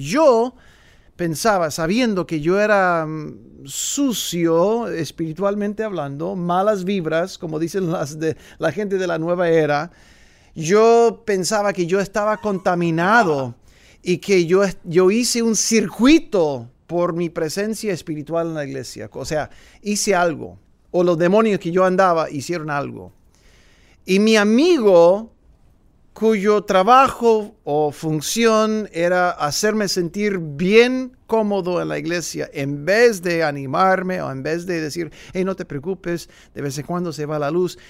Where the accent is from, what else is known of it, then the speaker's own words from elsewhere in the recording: San Fernando Valley, Los Angeles / Big Bear, California, United States; also born or lived in Woodland Hills, California; A la edad de 11, 12 años nos mudamos del Valle de San Fernando de Los Ángeles al pueblo de Oso Grande, en otras palabras se llama en inglés Big Bear, pero Oso Grande, y ahí fui a la a la escuela, la secundaria y luego la preparatoria